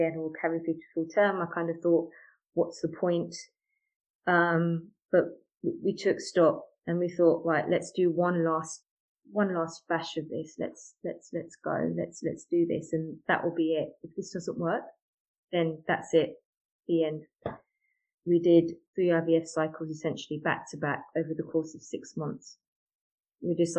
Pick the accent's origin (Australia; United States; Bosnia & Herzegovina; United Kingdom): United Kingdom; I'm British Asian by background